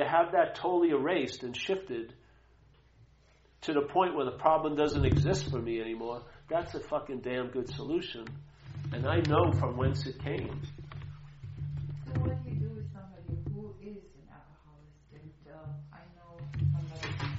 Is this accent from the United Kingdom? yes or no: no; Long Island, New York, United States; moved away; also born or lived in New Hampshire; I grew up in Long Island